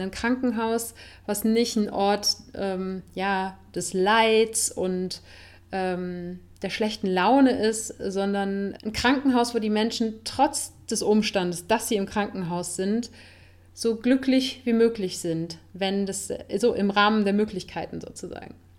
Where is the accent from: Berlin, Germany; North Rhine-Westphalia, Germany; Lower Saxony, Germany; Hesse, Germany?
North Rhine-Westphalia, Germany; Cologne; moved away as an adult; now in Spain; in meine Heimatstadt